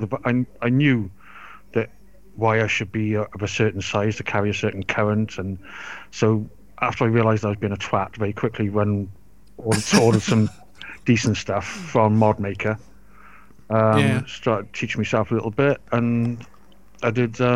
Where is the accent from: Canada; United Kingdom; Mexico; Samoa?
United Kingdom; Wales; also born or lived in Forest of Dean, England; I've just lived in Wales since I was three, four years old. Always lived in Wales.